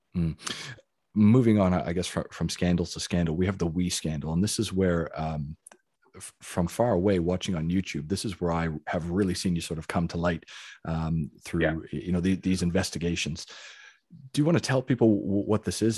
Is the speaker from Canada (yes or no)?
yes; Canada; now in Australia; even though I am a Canadian citizen